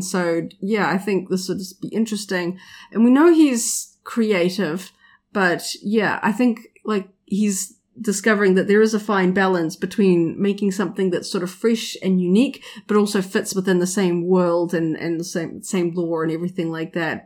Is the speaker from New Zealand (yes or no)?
yes; New Zealand